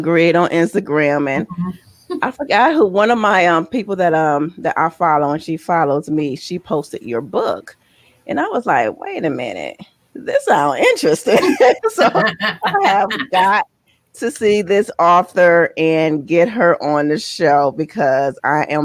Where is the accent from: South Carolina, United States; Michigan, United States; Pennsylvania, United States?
Michigan, United States; Detroit; also born or lived in San Diego, California; I'm from Michigan, born in Detroit, half raised in San Diego, California